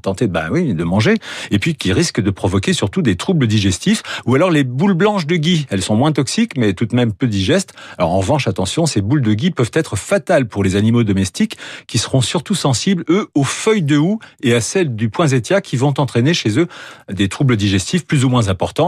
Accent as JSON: {"language": "French", "country": "France", "said": "Chez nous en France"}